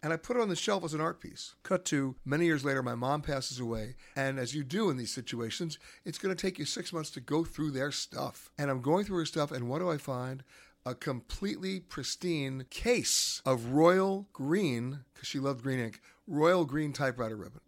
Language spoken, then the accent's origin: English; New York City, New York, United States; I grew up in Manhattan.